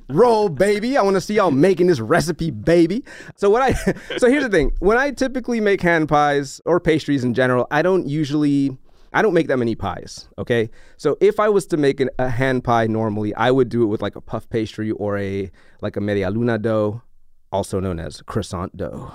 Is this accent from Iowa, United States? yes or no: no; New Orleans, Louisiana, United States; I grew up in New Orleans